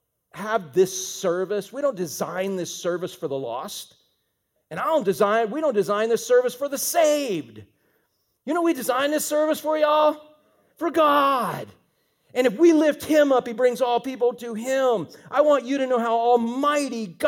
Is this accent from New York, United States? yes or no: no; Fort Pierce, Florida, United States; I'm from the Fort